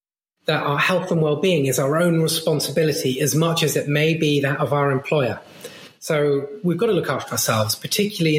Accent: Brighton, South East England, United Kingdom; I grew up in Brighton and we lived both in the city, but also just outside in the countryside

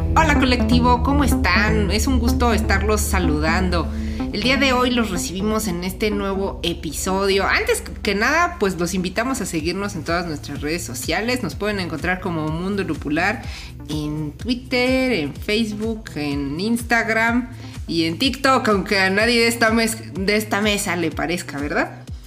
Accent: Chilango, Mexico City, Mexico; somos chilangos que no soportan el calor

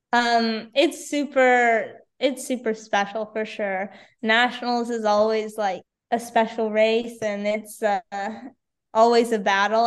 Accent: Victoria, British Columbia, Canada; in Victoria this year was also pretty awesome, just because it's my hometown

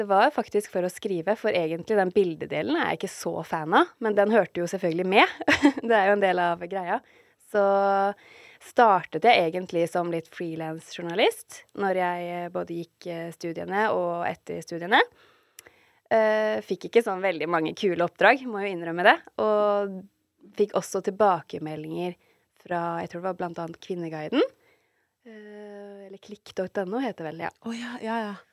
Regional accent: Fredrikstad, Viken, Norway; also born or lived in Trondheim / Kristiansand / Halden; Uh, altså jeg ble født i Trondheim, og så flyttet vi til Kristiansand, og så flyttet vi til Halden, og så flyttet jeg til Fredrikstad. Men jeg har på en måte sånn eh, Barndommen min har vel vært lengst i Fredrikstad.

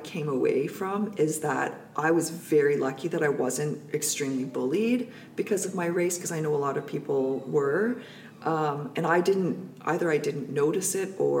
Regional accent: North Vancouver, British Columbia, Canada; I grew up in North Vancouver

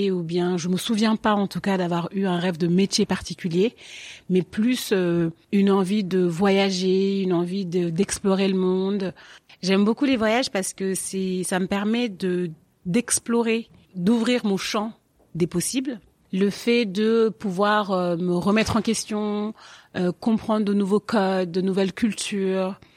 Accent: Paris, Île-de-France, France; also born or lived in Senegal / Marne-la-Vallée; j'ai 31 ans. Je suis née à Paris et mon enfant, je l'ai un peu passé un pas à Paris, un peu au Sénégal, un peu en banlieue parisienne, dans le 77, à Marne-la-Vallée.

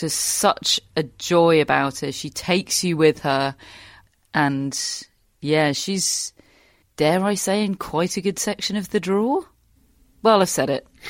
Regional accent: United Kingdom; British sports fans

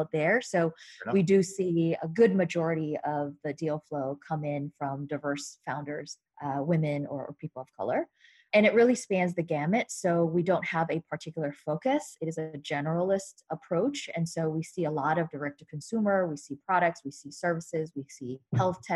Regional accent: New York, United States; I am from New York. I have family and friends and network here

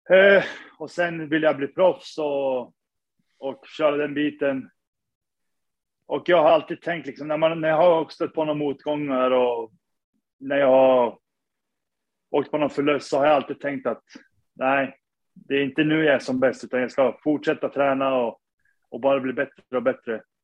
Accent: Sundsvall, Västernorrland County, Sweden; moved away as an adult; now in New York, United States; Jag är född och uppvuxen i Sundsvall

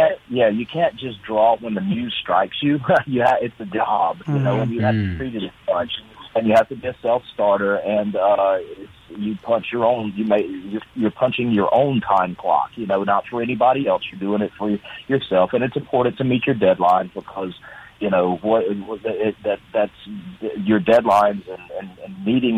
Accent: Lucedale, Mississippi, United States; we're from Loosedale. We live down here in South

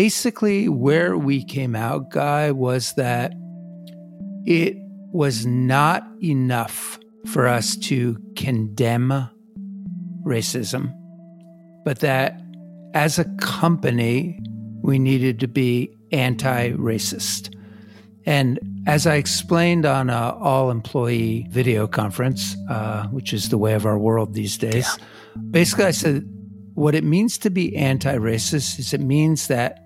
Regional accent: New Jersey, United States; I come from New Jersey

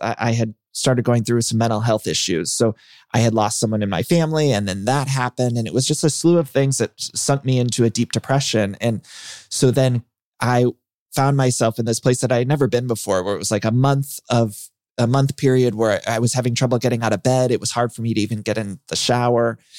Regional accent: Ohio, United States; I grew up in Ohio

